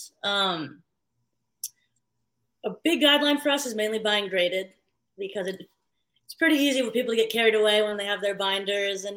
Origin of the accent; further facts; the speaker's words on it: San Francisco, California, United States; moved away as an adult; also born or lived in Philippines; now in New York City, United States; I grew up in San Francisco.